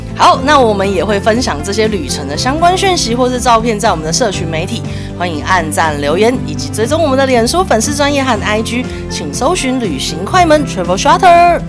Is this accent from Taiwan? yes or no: yes; Taiwan; 我们台湾人的口头禅